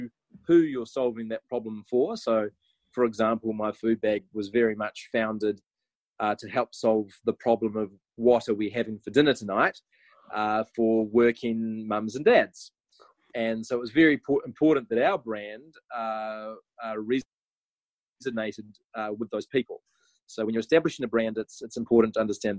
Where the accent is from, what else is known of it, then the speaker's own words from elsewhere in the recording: Wairoa, Hawke's Bay, New Zealand; I grew up in Wairoa in New Zealand, and I grew up on a sheep and cattle farm of about 1,000 acres